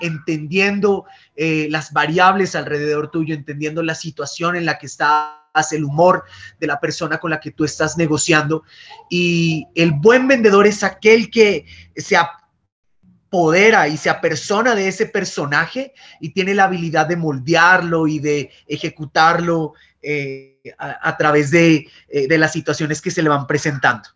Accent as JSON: {"language": "Spanish", "town": "Pasto", "region": "Nariño", "country": "Colombia", "tie": "born or raised there", "also_born_or_lived": "Bogotá", "accent": "pastuso", "moved": "as an adult", "said": "el acento es pastucito. Soy, soy pastuso de crianza, na, nací en Bogotá, pero viví toda, toda mi infancia y mi juventud en, en San Juan de Pasto."}